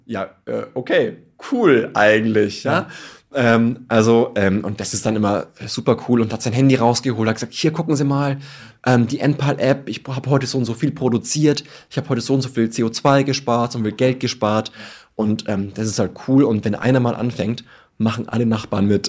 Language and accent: German; Tirschenreuth, Bavaria, Germany; ich komme aus Tirschenreuth in Bayern